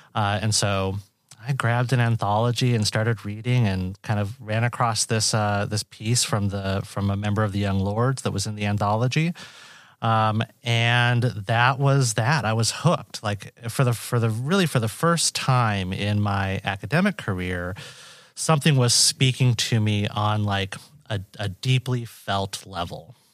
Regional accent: Washington, United States; moved away as an adult; now in Iowa, United States; I'm a Boricua from Washington State. Uh, so I grew up out west

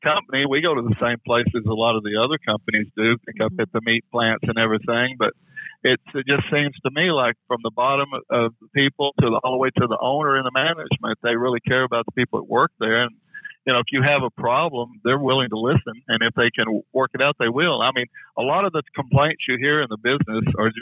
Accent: Fort Worth, Texas, United States; I come from Texas, Fort Worth, where it's pretty flat

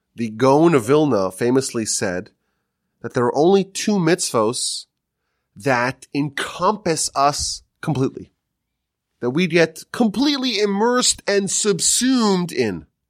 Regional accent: Northeast, United States; moved away; growing up in the Northeast, it was always cold

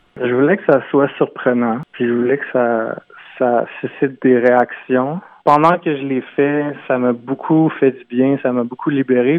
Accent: Quebec City, Quebec, Canada; Je viens de Limoilou à Québec.

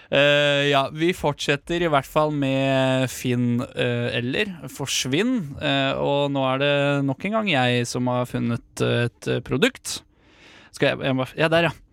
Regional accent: Drammen, Buskerud, Norway; Det er en dame fra Drammen, eh, faktisk mitt, min hjemby.

